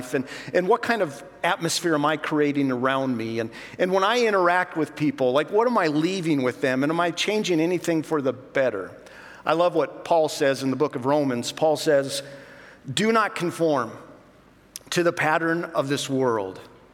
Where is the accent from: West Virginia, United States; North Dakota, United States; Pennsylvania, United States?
North Dakota, United States; Now, I'm from North Dakota. Spent almost all my life in North Dakota.